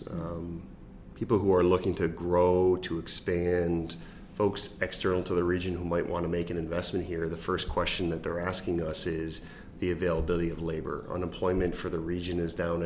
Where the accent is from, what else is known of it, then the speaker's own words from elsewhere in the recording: Utica, New York, United States; also born or lived in Washington, D.C.; now in Syracuse, United States; I grew up in Utica